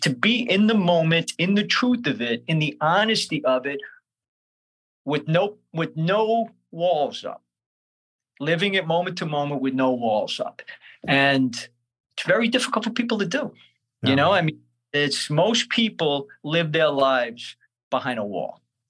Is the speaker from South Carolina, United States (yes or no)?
no; Brooklyn, New York, United States; born or raised there